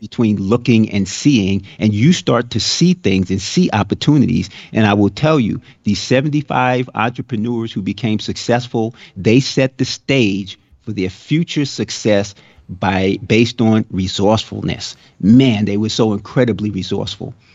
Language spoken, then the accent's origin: English; New York, United States; now in Florida, United States; I grew up in New York